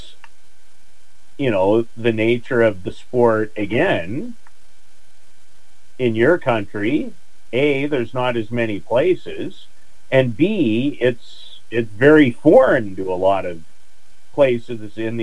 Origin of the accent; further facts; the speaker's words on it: Canada; as a Canadian